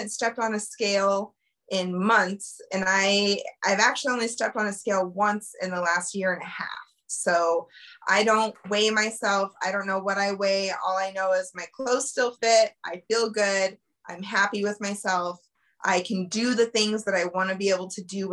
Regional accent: Colorado, United States; I born and raised in Colorado, lived here my whole life

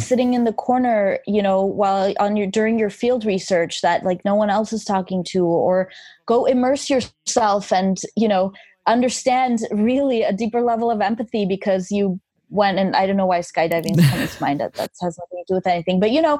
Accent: Armenia; English is a second language; I learned English by listening to … records. I still have the record that my parents smuggled into Armenia in the 80s because you couldn't just openly buy a lot of things in Armenia at that time.

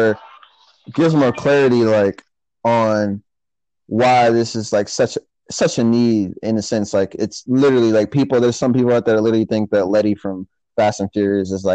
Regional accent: United States; accent: American; United States is where if I'm from. I'm sure you hear my American accent

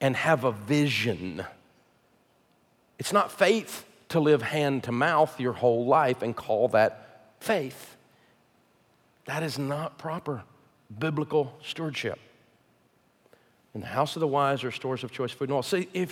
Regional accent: the South, United States; I'm from the South

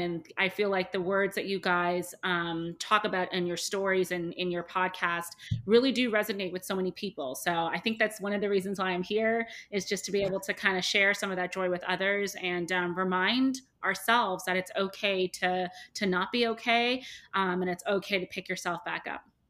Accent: Toronto, Ontario, Canada; moved away as an adult; now in New York, United States; I am originally from Toronto. I live in New York. I've been here for about seven years.

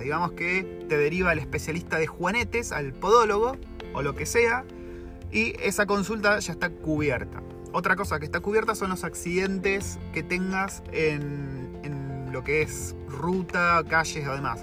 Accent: Argentina; moved away as an adult; now in New Zealand; cómo es vivir siendo un latino, siendo un argentino

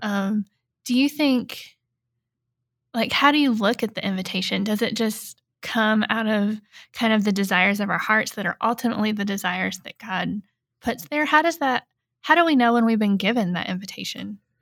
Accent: Eastern Kentucky, United States; I grew up in Eastern Kentucky

